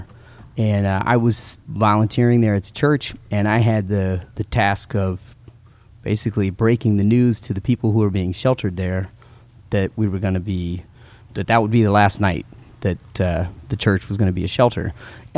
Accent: El Paso, Texas, United States; also born or lived in Stuttgart, Germany; we moved from Stuttgart, Germany, to El Paso, Texas

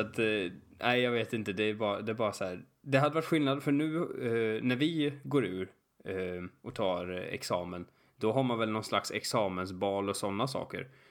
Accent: Sweden; jag var från Sverige

